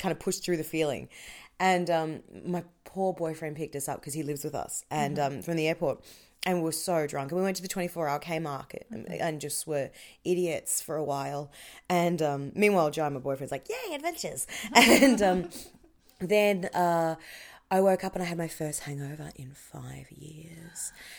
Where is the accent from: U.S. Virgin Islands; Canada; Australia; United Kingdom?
Australia; Melbourne, Victoria; now in Wellington, New Zealand; And I'm from Melbourne, so I'm a wanker.